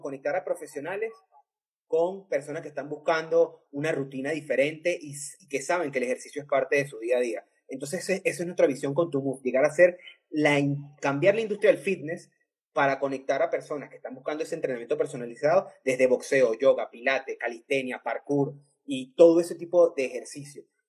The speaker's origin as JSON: {"language": "Spanish", "country": "Venezuela", "moved": "yes", "said": "Somos venezolanos en otros países"}